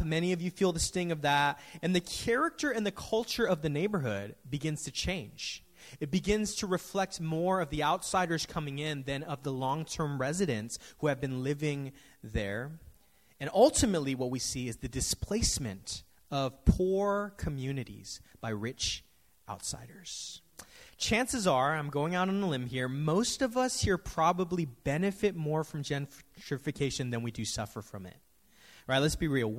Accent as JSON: {"language": "English", "town": "San Francisco", "region": "California", "country": "United States", "tie": "born or raised there", "said": "growing up in San Francisco, I've seen the city go through so many changes"}